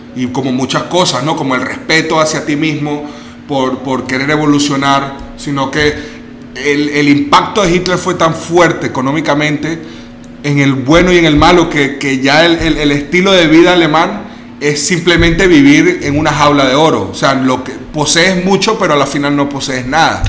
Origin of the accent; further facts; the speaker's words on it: Venezuela; also born or lived in Germany; now in Mexico; Yo, yo vengo de Venezuela y, y, yo crecí con un nivel de pobreza.